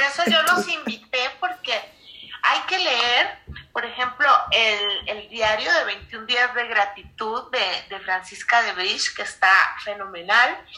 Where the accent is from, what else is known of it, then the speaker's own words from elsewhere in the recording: Costa Rica; now in Mexico; y también desde Costa Rica, mi tierra amada.